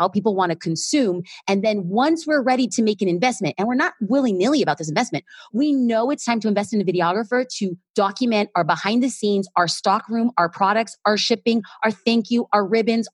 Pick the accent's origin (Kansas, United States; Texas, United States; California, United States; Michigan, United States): California, United States; Los Angeles; I'm an LA girl.